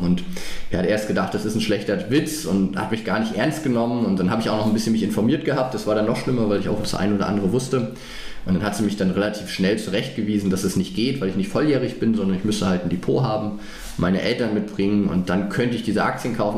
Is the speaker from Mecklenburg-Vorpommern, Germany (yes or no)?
yes; Greifswald, Mecklenburg-Vorpommern, Germany; born or raised there; moved away as an adult; now in Frankfurt, Germany